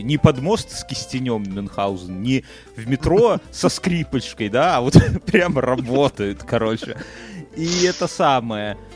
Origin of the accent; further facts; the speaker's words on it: Belarus; по мне уж не видно, что я белорус, понимаешь?